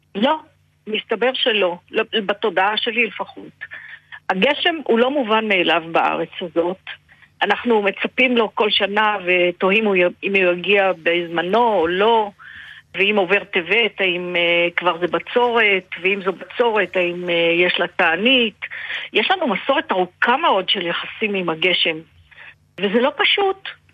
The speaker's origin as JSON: {"language": "Hebrew", "country": "Israel", "tie": "born or raised there", "said": "אני ילידת הארץ"}